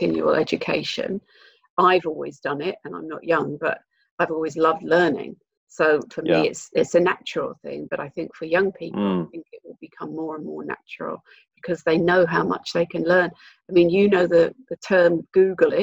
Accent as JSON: {"language": "English", "country": "United Kingdom", "moved": "yes", "lives_now": "New Zealand", "said": "I'm an import to this country. I'm British"}